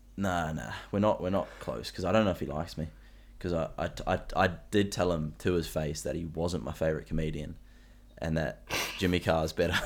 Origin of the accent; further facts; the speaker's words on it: Central Coast, New South Wales, Australia; I tell people that I'm close to Sydney, like, where I'm from